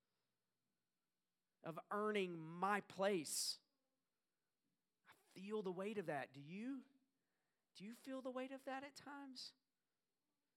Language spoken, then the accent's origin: English; the South, United States; I grew up in the South. I know you couldn't tell by my accent